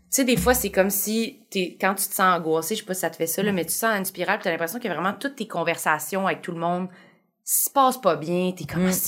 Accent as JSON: {"language": "French", "town": "Varennes", "region": "Quebec", "country": "Canada"}